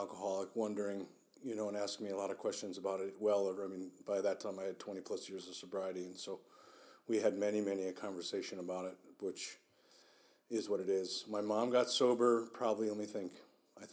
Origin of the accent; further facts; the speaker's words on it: Chicago, Illinois, United States; I was born in Chicago